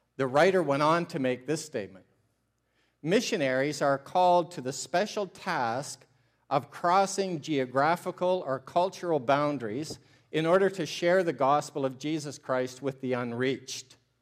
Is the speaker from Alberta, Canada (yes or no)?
no; Ontario, Canada; I'm a Canadian from Ontario, and I'm a missionary to Canada